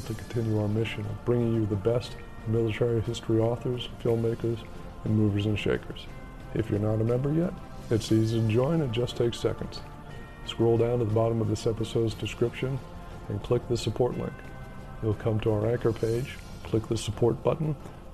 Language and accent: English; United States; as an American